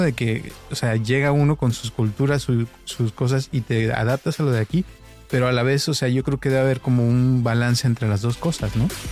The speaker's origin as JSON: {"language": "Spanish", "town": "Guadalajara", "region": "Jalisco", "country": "Mexico", "tie": "born or raised there", "also_born_or_lived": "Costa Mesa, United States", "moved": "yes", "lives_now": "United States", "said": "yo crecí en, de chico en Guadalajara, en una colonia muy pobre que se llamaba Santa Teresita"}